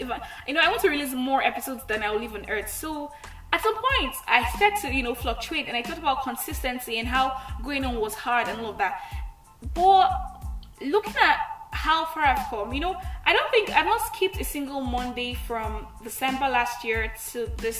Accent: Nigeria; I'm the Nigerian Christian Talkaholic

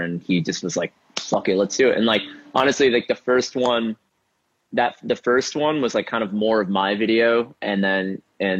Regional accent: Rochester, New York, United States; now in Brooklyn, United States; I grew up in Rochester, New York, which is a ways away

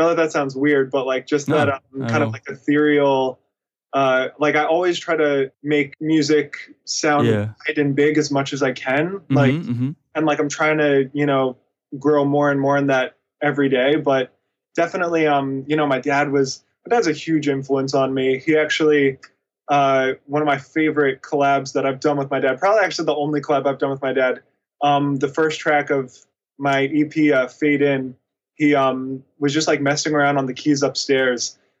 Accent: Nashville, Tennessee, United States; also born or lived in New York; So born in Nashville and lived there till I was like 4. And then I moved up to New York. And then between like 5 and 8, I want to say, like, stayed in New York. Then we moved back down to Nashville

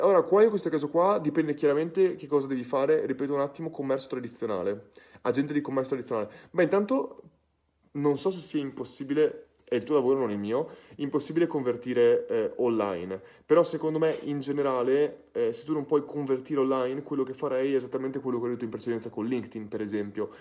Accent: Ferrara, Emilia-Romagna, Italy; sono di Ferrara

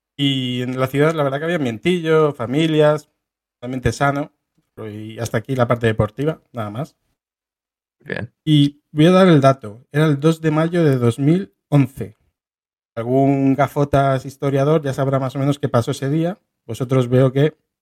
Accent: Getafe, Community of Madrid, Spain; Los seis pibardos de Getafe

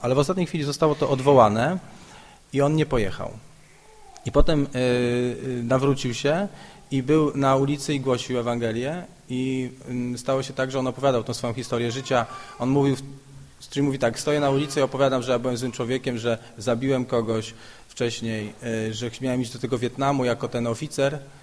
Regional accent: Szczekociny, Silesian Voivodeship, Poland; now in Kraków, Poland; w Krakowie mieszkam, ale pochodzę z takiej miejscowości Szczekociny.

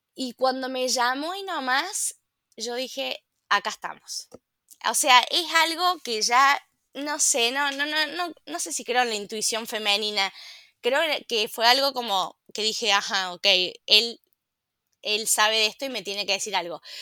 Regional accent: La Calera, Córdoba, Argentina; yo soy una ciudadana de la ciudad de La Calera

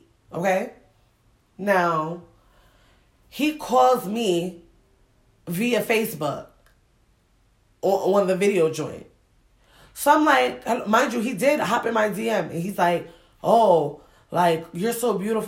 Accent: Springfield, Massachusetts, United States; also born or lived in Ghana; I grew up in Springfield, Mass.

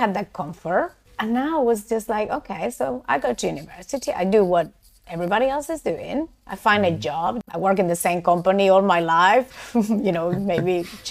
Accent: Spain; moved away as an adult; also born or lived in London; now in Portugal; I'm from Spain

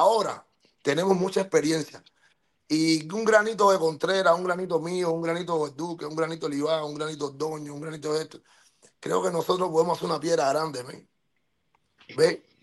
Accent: Cuba; moved away; por qué yo me fui de Cuba, de por qué yo estuve en el mar tres días, ¿Por qué yo tuve que sacar a mi mamá por un, con un pasaporte falso de Cuba?

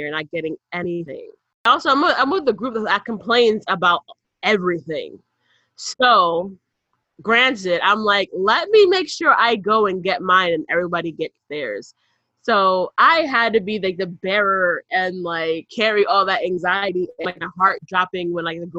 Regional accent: New York City, New York, United States; we're not from Manhattan, we're from the other boroughs.

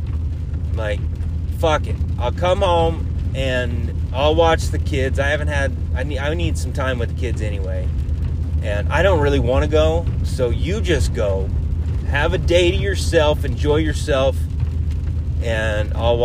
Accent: United States; I'm an American

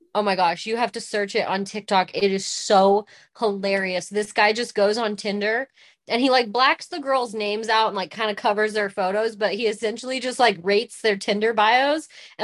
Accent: West Coast, United States; I was from the West Coast and he was from South Carolina, and we didn't go home.

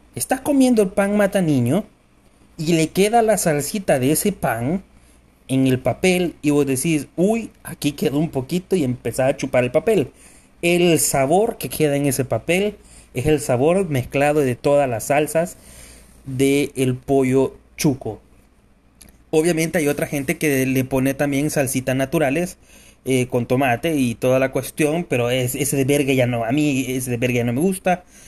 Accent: El Salvador

